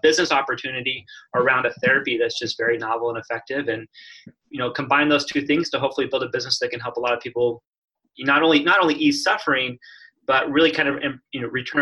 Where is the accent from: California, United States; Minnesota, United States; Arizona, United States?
Arizona, United States; Phoenix; moved away as an adult; now in Portland, United States; I grew up in the desert, Phoenix, Arizona.